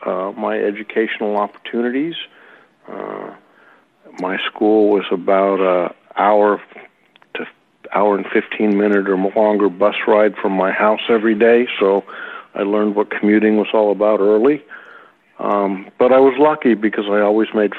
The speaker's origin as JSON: {"language": "English", "town": "Los Altos", "region": "California", "country": "United States", "tie": "born or raised there", "also_born_or_lived": "San Francisco, California / South San Francisco, California"}